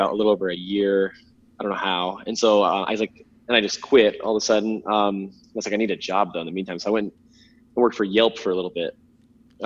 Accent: Phoenix, Arizona, United States; I was born in Phoenix, Arizona, in the desert. And I lived a pretty good childhood. Nothing too crazy in the suburbs of South Phoenix

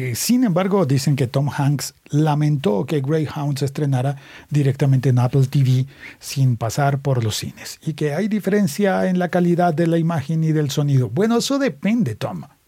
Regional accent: Colombia; en mi país

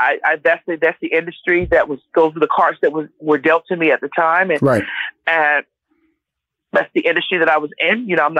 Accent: Miami, Florida, United States; now in Conyers, United States; I'm based in Atlanta, Georgia. I'm originally from Miami, Florida.

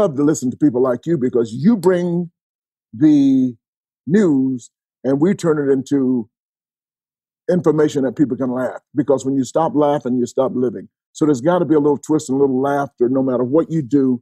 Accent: Atlanta, Georgia, United States; I'm born and raised in Atlanta

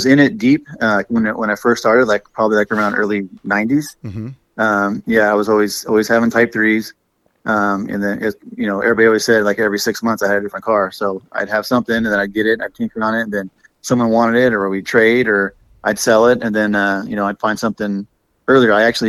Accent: California, United States; Oh, yeah. Been here all my life.

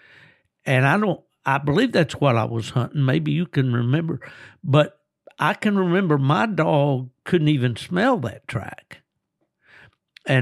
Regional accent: Southern West Virginia, United States; From Southern West Virginia, as am

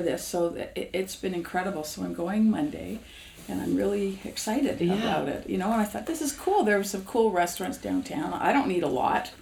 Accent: Toronto, Ontario, Canada; I grew up in Toronto right. in the east end of Toronto

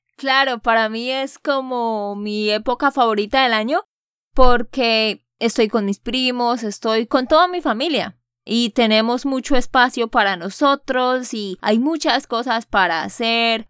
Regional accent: Santander, Colombia; de Santander, Colombia

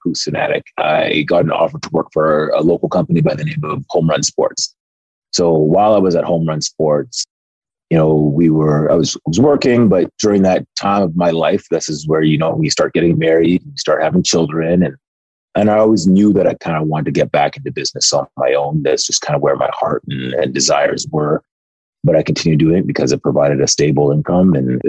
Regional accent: Nigeria; And we're both Nigerian. And in my parents' Igbo dialect, Zuike means to relax.

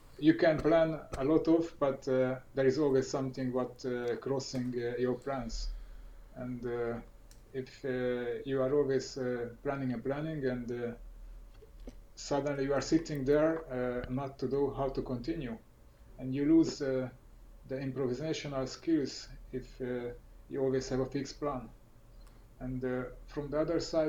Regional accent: Hungary; moved away as an adult; also born or lived in Norway; I entered Hungary. And exactly there is my hometown

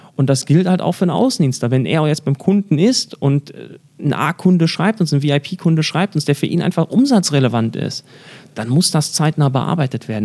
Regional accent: Germany; bei uns in Deutschland

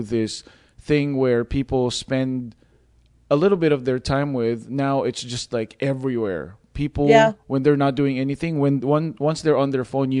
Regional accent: Philippines; accent: Filipino; My Filipino accent is wow. Once you hear it, you're like, "Oh, wow."

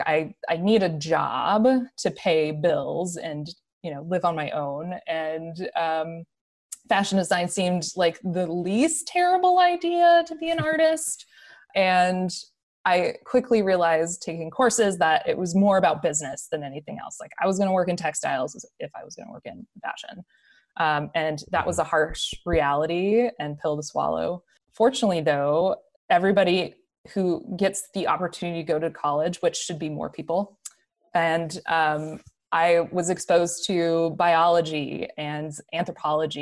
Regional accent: Rio Rancho, New Mexico, United States; I grew up in New Mexico in a little town called Rio Rancho, which is just outside of Albuquerque

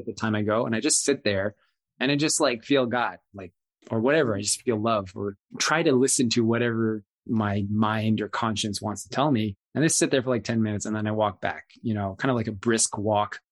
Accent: Raleigh, North Carolina, United States; my old neighborhood that I grew up in in Raleigh, North Carolina

